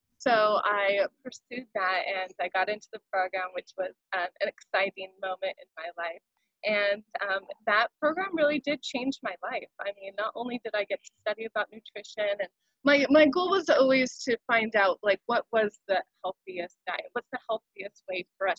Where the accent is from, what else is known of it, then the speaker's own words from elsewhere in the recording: Central Valley, California, United States; now in Hawaii, United States; growing up in California. I grew up in Central Valley